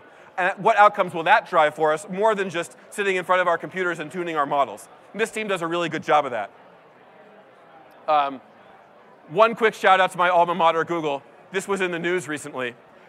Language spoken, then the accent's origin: English; San Francisco, California, United States; So I'm from San Francisco, and the Crisis Text Line number is actually stamped on the Golden Gate Bridge.